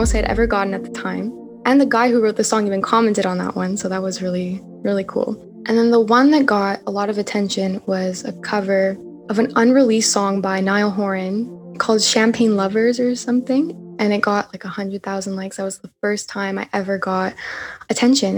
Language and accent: English; Montreal, Quebec, Canada; I'm from Montreal, Canada